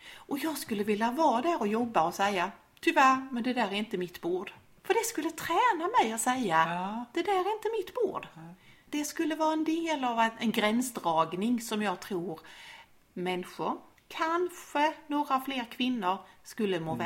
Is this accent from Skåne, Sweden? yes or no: yes; Skåne, Sweden; accent: Scanian (skånska); på min skånska